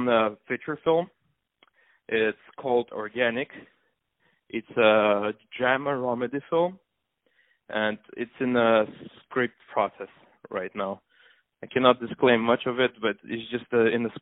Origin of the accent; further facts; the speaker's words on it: Moscow, Russia; moved away as an adult; also born or lived in Armenia / England; now in Los Angeles, United States; I spent most of my days growing up in Russia, in Moscow